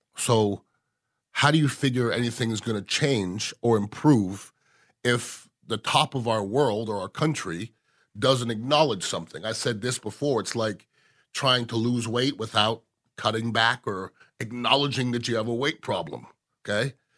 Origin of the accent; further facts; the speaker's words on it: Canada; now in United States; I was born in Canada, but I'm as American as you